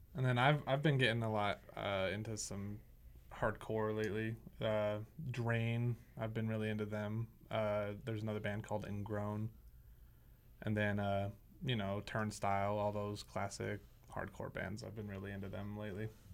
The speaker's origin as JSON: {"language": "English", "town": "West Valley City", "region": "Utah", "country": "United States", "tie": "born or raised there", "said": "I've lived in West Valley pretty much my whole life"}